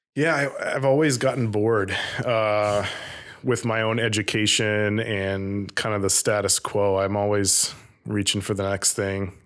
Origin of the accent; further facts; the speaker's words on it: Vermont, United States; growing up in Vermont